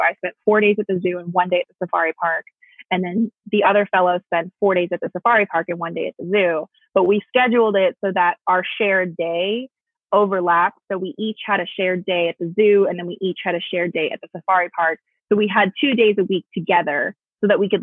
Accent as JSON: {"language": "English", "area": "Bay Area", "region": "California", "country": "United States", "tie": "born or raised there", "moved": "yes", "said": "I grew up in the Bay Area."}